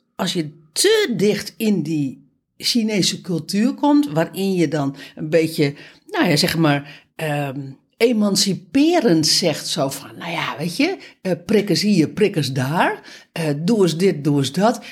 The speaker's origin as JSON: {"language": "Dutch", "country": "Netherlands", "said": "voor ons als Nederlander"}